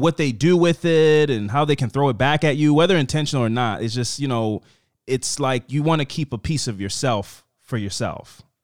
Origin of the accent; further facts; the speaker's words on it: East Coast, United States; I'm from the East Coast